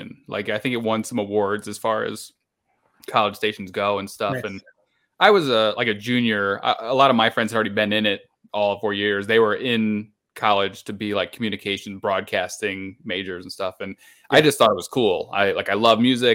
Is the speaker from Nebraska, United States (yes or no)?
no; Illinois, United States; also born or lived in Austin, Texas; I'm from Illinois. We had a station in the Quad Cities where I was from